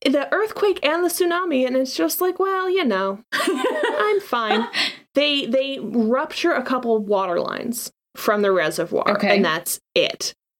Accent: Washington, United States; growing up in Washington.

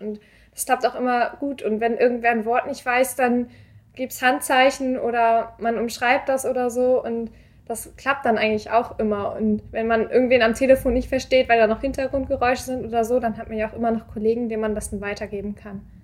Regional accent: Glinde, Schleswig-Holstein, Germany; moved away as an adult; now in Hamburg, Germany; Ich komme eigentlich aus Glinde, das ist knapp östlich von Hamburg

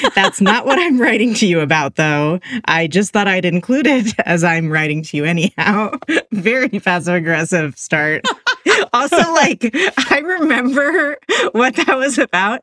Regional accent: Oakland, California, United States; I'm from the Bay Area, and like he was the gym teacher at my elementary school in Oakland

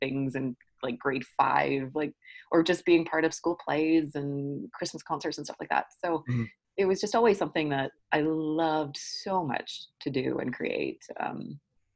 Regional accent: Newmarket, Ontario, Canada; also born or lived in Toronto; I'm originally from Toronto. I was born here at St. Joe's in the West End. But my family moved us to Newmarket, which is still like GTA. and then I grew up there for elementary school and high school

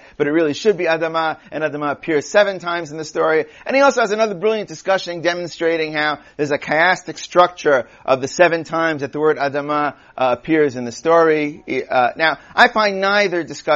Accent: New York City, New York, United States; I'm from Queens

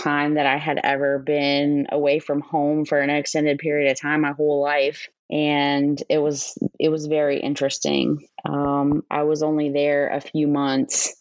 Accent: New Orleans, Louisiana, United States; moved away as an adult; also born or lived in Mountain Home Air Force Base, Idaho; I was born and raised in New Orleans, Louisiana.

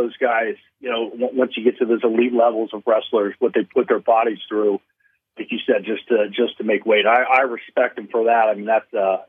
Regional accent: Johnstown, Ohio, United States; I'm born and raised in Central Ohio. I grew up in a little town, Johnstown, Ohio, just east of Columbus. So I'm a Buckeye

